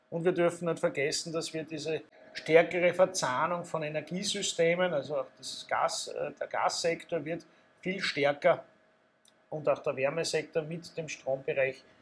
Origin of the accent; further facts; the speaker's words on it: Austria; Als Österreicher muss ich sagen, ich hoffe es.